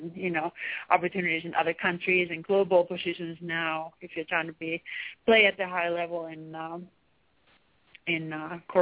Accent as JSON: {"language": "English", "country": "Finland", "second_language": "English", "moved": "as an adult", "lives_now": "United States", "said": "being from Finland."}